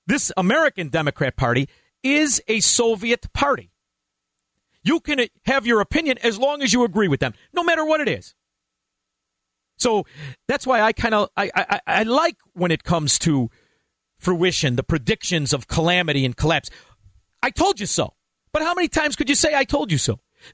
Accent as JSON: {"language": "English", "town": "Ottawa", "region": "Ontario", "country": "Canada", "said": "I know I said tro, but that's all right, I'm from Ottawa."}